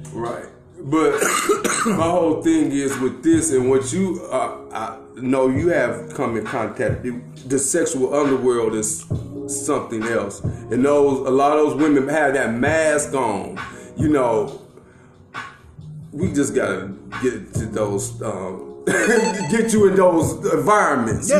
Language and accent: English; Gary, Indiana, United States; me growing up in Gary, Indiana